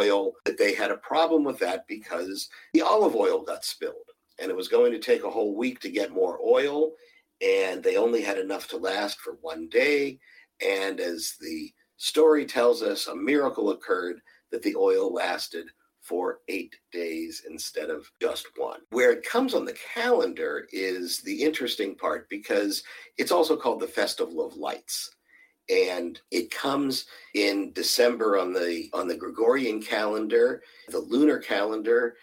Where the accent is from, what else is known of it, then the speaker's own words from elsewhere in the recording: Pittsburgh, Pennsylvania, United States; now in Houston, United States; I'm originally from Pittsburgh, Pennsylvania